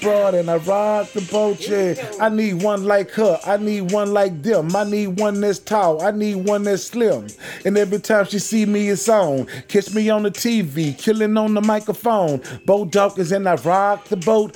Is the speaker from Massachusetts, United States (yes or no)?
no; Houston, Texas, United States; I'm from Green Meadows